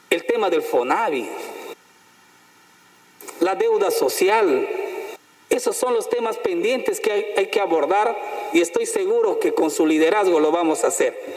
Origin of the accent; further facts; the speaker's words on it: Loreto, Peru; la región donde yo nací están los maestros bilingües, presidente. Porque Loreto, la región que tiene 24 lenguas maternas, presidente, 24 nacionalidades indígenas